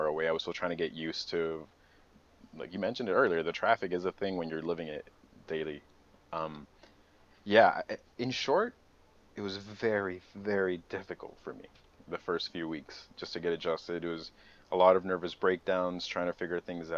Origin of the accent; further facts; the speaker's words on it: San Francisco, California, United States; also born or lived in Morelia, Mexico / Tijuana, Mexico; technically it was my hometown